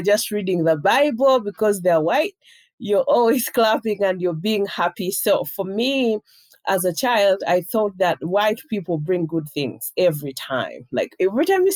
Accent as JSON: {"language": "English", "town": "Jinja", "country": "Uganda", "tie": "born or raised there", "lives_now": "Kampala, Uganda", "said": "my hometown."}